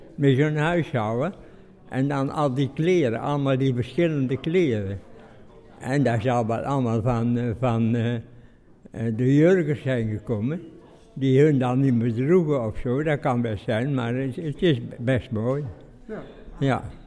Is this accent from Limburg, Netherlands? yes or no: no; Nistelrode, North Brabant, Netherlands; ik kom uit Nisrode eigenlijk, hè. Mijn opa en oma die hebben nog in eh, Nisrode bij ons gewoond